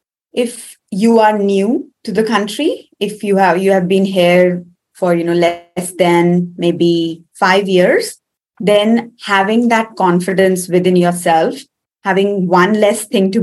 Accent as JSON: {"language": "English", "country": "India", "first_language": "Hindi", "second_language": "English", "moved": "as an adult", "lives_now": "Perth, Australia", "said": "I originally come from India."}